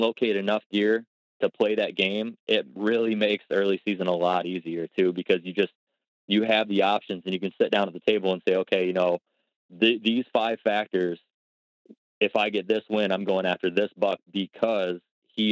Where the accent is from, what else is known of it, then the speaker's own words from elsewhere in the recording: Ohio, United States; in my home state, at least in Ohio